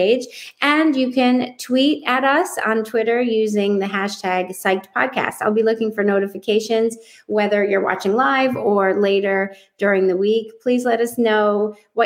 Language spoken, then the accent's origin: English; United States; moved away as an adult; also born or lived in Florida; I've lived my entire life, including my undergrad and graduate school programs, in either New York or Connecticut